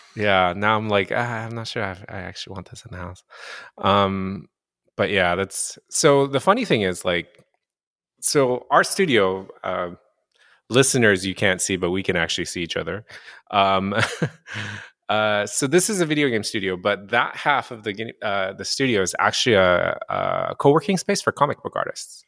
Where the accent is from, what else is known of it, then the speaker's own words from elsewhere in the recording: Japan; moved away; also born or lived in North America; I grew up in Japan, so I grew up reading Japanese comic books